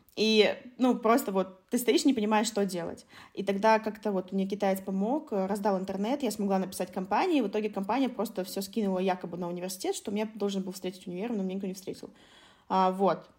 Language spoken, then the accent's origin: Russian; Khabarovsk, Khabarovsk Krai, Russia; moved away; also born or lived in China; в маленьком Хабаровске, да, откуда я родом